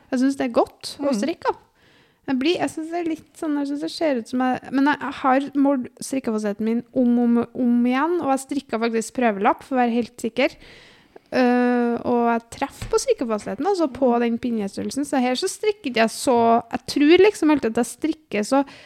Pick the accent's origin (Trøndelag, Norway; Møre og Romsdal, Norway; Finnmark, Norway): Trøndelag, Norway; Namsos; also born or lived in Byåsen, Trondheim; now in Trondheim, Norway; var jeg hjemme i Namsos en tur.